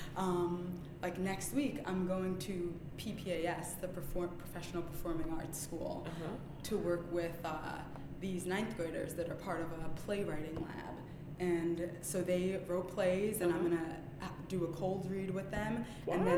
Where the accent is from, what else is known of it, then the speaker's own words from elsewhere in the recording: New York City, New York, United States; also born or lived in Jamaica; until I was 5, I grew up in Jamaica, which was nice, having that little bit of childhood, so open and free, and then up until then, pretty much raised in Brooklyn. I've never lived anywhere else.